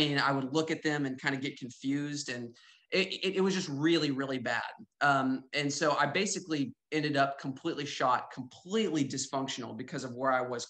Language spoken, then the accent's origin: English; Northwest Arkansas, United States; I'm from Northwest Arkansas